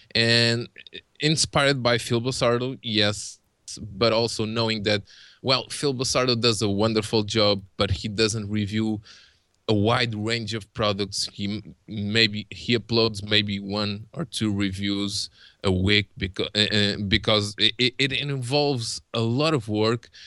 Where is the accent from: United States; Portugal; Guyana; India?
Portugal; English is a second language; I'm Portuguese